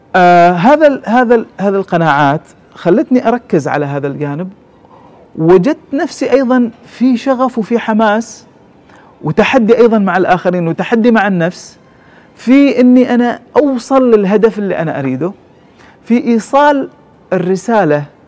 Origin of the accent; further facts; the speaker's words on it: Oman; عندنا في عمان